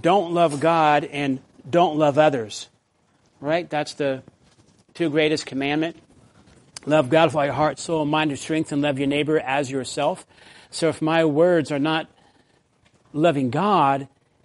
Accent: the South, United States; when I grew up in the South

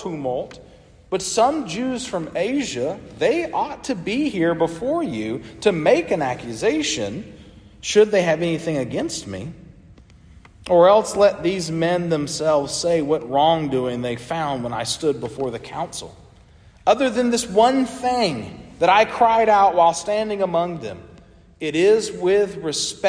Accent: United States; as an American today living

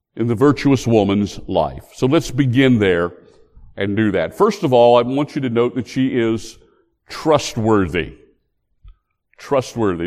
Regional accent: West Virginia, United States; my home state

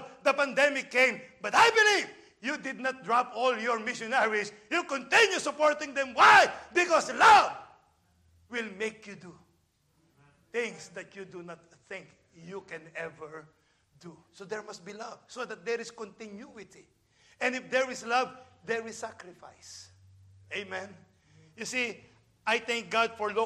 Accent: Philippines; now in United States; I'm a Filipino.

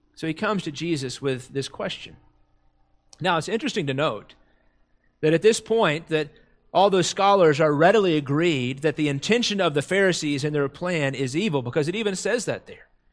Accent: United States; Americans, as, as English speakers, we have one word for love

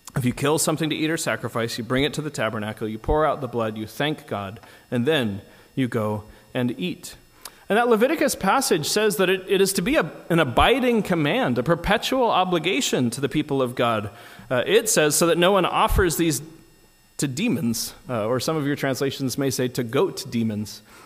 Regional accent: United States; as an American

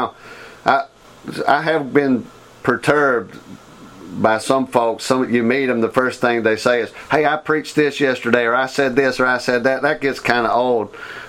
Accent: Georgia, United States; I came from Georgia being a pastor to being an assistant pastor here, man.

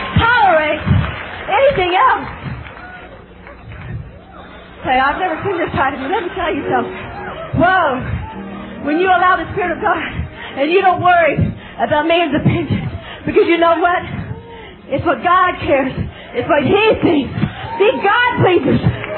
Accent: England, United Kingdom; Hey, I'm English too.

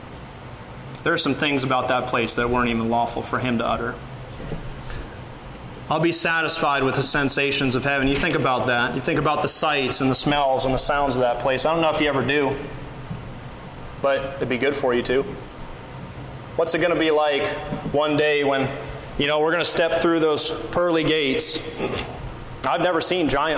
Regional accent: Pensacola, Florida, United States; moved away; also born or lived in Missouri; I grew up on the Gulf Coast in Pensacola

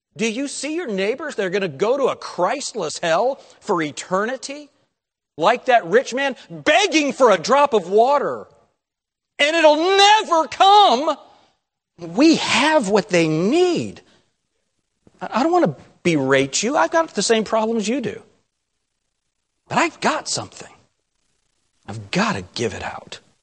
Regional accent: Shelby County, Ohio, United States; I'm from Shelby County, Ohio, it's named after him

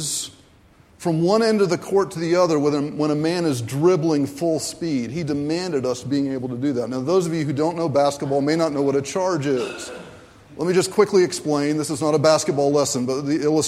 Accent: Raleigh, North Carolina, United States; I grew up in Raleigh, North Carolina

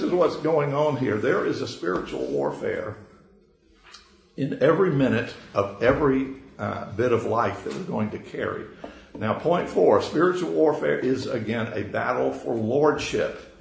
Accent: Georgia, United States; a Georgia boy, born and raised, though University of Florida graduate

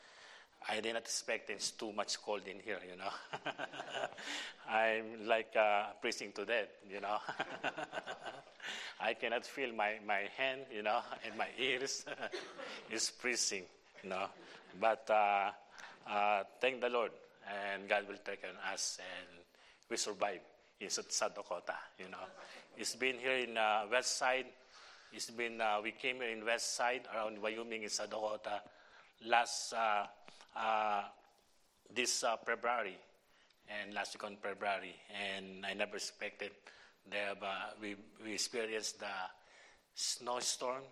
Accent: Manila, Metro Manila, Philippines; moved away as an adult; also born or lived in United States; my hometown in the city of Manila.

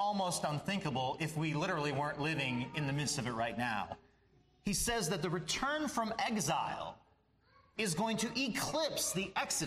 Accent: Minnesota, United States; I'm from Minnesota, we're from Minnesota

